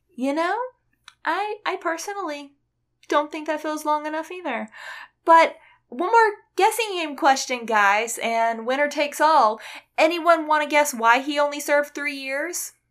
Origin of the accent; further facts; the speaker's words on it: United States; I'm American